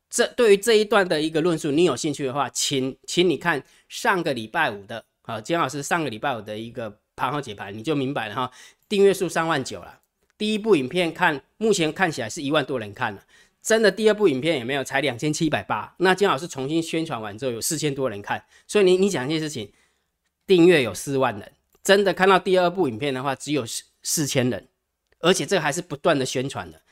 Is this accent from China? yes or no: no; Taiwan; 我们台湾